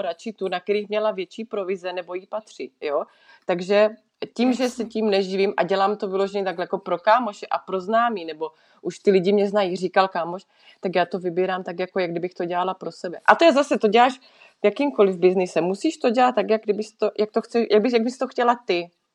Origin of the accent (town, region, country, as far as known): Czechia; moved away as an adult; now in Switzerland